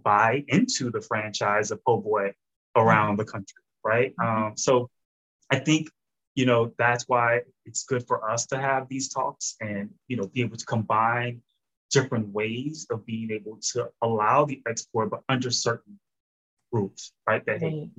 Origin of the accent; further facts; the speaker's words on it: New Orleans, Louisiana, United States; I grew up in New Orleans